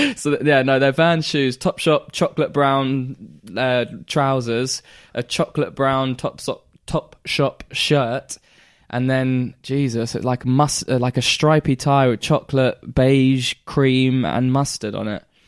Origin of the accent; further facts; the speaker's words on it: Caister, Norfolk, East of England, United Kingdom; also born or lived in Great Yarmouth; we moved from K-Star back to Great Yarmouth